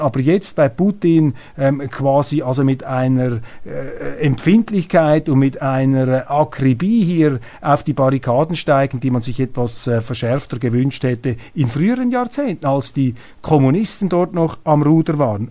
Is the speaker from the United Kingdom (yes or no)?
no; Switzerland; als Schweizer